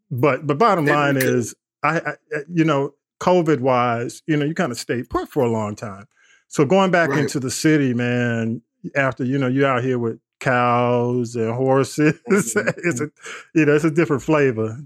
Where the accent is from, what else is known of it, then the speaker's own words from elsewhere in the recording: East Point, Georgia, United States; East Point, my hometown